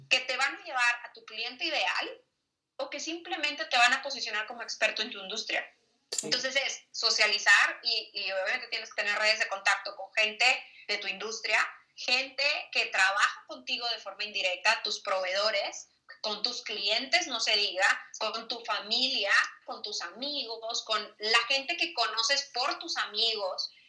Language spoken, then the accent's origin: Spanish; Monterrey, Nuevo León, Mexico; moved away as an adult; now in Bogotá, Colombia; tú sabes cómo somos los regios